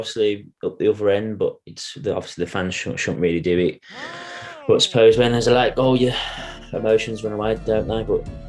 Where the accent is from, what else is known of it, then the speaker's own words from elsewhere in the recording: Birmingham, West Midlands, United Kingdom; He used to play for Walsall, and that's like from where I'm from Birmingham. That's like the local team almost